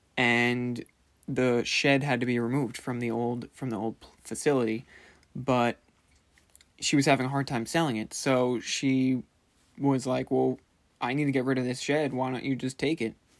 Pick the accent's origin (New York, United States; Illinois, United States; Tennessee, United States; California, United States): New York, United States; Commack; we're from Comac